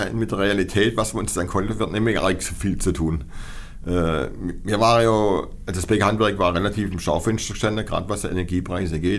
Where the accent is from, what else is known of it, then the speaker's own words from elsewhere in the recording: Baden-Württemberg, Germany; Das gibt es bei uns in Baden-Württemberg so nicht.